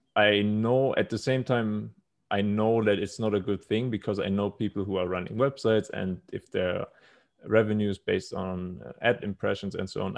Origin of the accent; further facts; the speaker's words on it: Munich, Bavaria, Germany; moved away as an adult; now in Thailand; was born and raised in Germany.